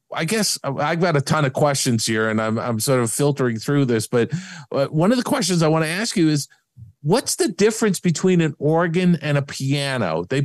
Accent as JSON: {"language": "English", "region": "New York", "country": "United States", "tie": "born or raised there", "said": "I grew up in New York"}